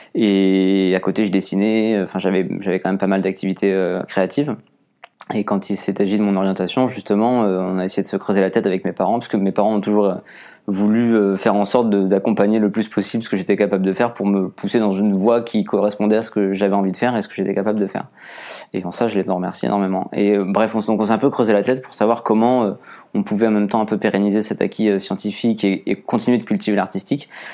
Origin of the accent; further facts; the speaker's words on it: Agde, Occitania, France; moved away as an adult; also born or lived in Chambéry / Toulouse; la ville euh, d'où je viens, de Agde